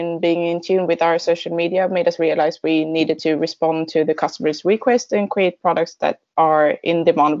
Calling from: Gothenburg, Västra Götaland, Sweden; I'm joining from Gothenburg, where we have our headquarters.

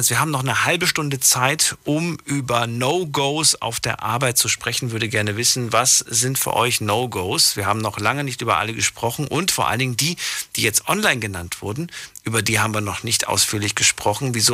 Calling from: Duisburg, North Rhine-Westphalia, Germany; …, woher? Yes. Ich komme aus Duisburg.

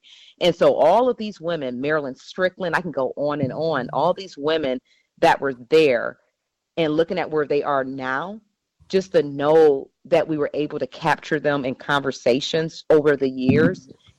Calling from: Seattle, Washington, United States; I'm calling you from Seattle again.

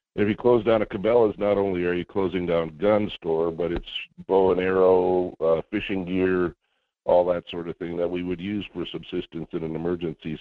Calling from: Juneau, Alaska, United States; calling from Juneau

